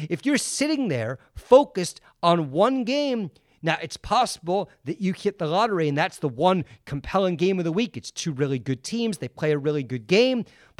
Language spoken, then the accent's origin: English; West Coast, United States; I grew up on the West Coast. NFL football starts at 10 a.m.